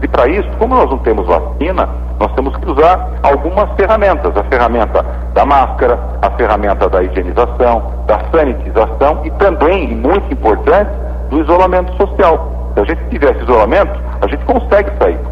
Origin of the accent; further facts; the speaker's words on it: Sorocaba, São Paulo, Brazil; accent: caipira; Sorocaba já é um pouco mais, mais caipira, mas é, somos do interior como vocês.